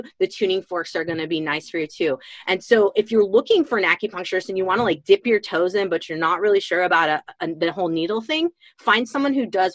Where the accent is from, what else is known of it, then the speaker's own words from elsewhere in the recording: Illinois, United States; moved away as an adult; also born or lived in Chicago / Colorado / Washington State; now in Washington, United States; I'm from Illinois originally. I'm in Washington State now, but I'm from Illinois originally.